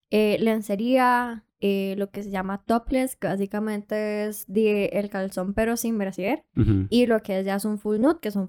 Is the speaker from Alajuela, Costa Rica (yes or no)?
no; Puntarenas, Costa Rica; moved away; also born or lived in San José, Costa Rica; Soy de Punta Arenas, pero me fui a vivir a San José por un tiempo y fue cuando descubrí como todo esto. Tengo 19